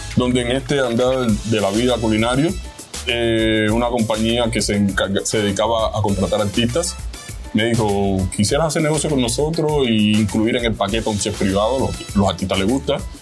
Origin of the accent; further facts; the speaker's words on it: Havana, Cuba; moved away as an adult; also born or lived in Miami, United States; now in Georgia, United States; vengo de Cuba nací en Cuba, en La Habana, Cuba.